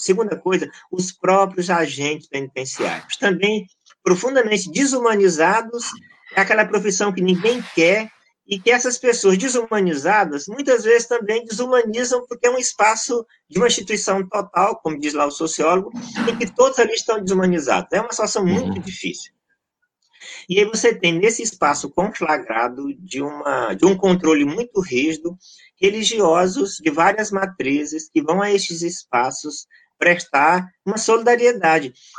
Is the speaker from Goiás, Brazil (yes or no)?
yes; Goiás, Brazil; also born or lived in Maranhão; now in Rio de Janeiro, Brazil; eu nasci no Maranhão, mas cresci em Goiás e moro no Rio mais da metade da vida